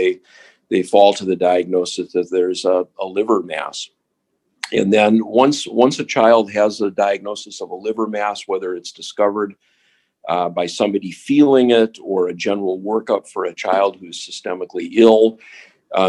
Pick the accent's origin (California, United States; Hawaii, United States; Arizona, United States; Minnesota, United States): Minnesota, United States; Minneapolis; moved away as an adult; also born or lived in Seattle, Washington / Washington, D.C.; now in Cleveland, United States; I grew up in Minnesota, in Minneapolis